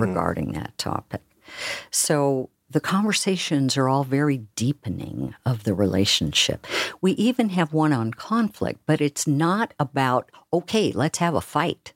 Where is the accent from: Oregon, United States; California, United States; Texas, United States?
Oregon, United States; now in Seattle, United States; I'm from Oregon, where we talk really slowly.